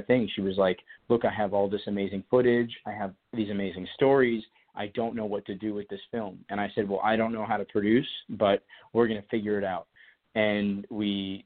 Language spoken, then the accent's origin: English; Colorado, United States; moved away; I grew up in Colorado